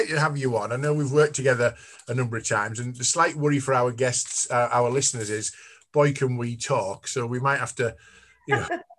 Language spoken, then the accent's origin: English; the North East, North East England, United Kingdom; I'm from the Northeast. You're obviously from the Northeast as well, as anyone can tell from our accents.